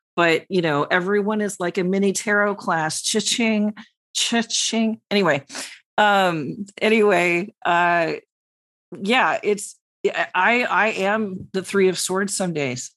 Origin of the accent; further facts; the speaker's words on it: New York, United States; the New Yorker